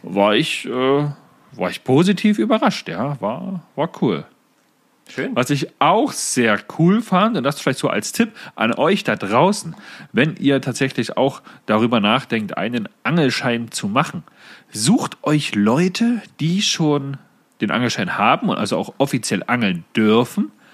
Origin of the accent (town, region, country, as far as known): Saxony-Anhalt, Germany